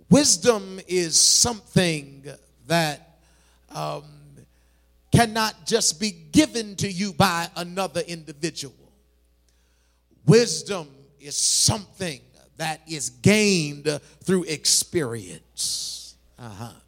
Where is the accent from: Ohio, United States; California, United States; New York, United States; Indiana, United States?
New York, United States; now in Milwaukee, United States; I, I came from New York.